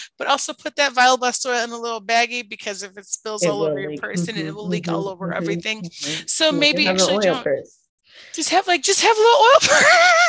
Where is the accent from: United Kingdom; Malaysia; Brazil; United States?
United States; Chicago, Illinois; accent: Chicago; also born or lived in Indiana; And when I left Indiana after I lived there for 3 years, I go, yeah, I'm gonna get my Chicago accent back